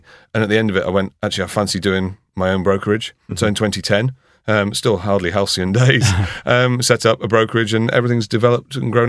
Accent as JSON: {"language": "English", "town": "Harrogate", "region": "Yorkshire and the Humber", "country": "United Kingdom", "said": "I come from Harrogate, which is a little pocket of Surrey in up north."}